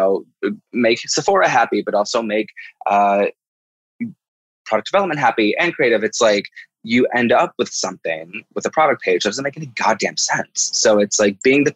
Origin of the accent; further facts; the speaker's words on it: Midwest, United States; a little queer person growing up in the Midwest